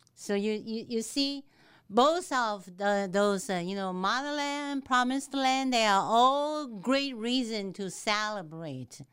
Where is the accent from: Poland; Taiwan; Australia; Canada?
Taiwan; English is a second language; moved away as an adult; also born or lived in Dallas area, Texas; now in Texas, United States; I was born and raised in Taiwan, and I came to this country at the age of twenty-four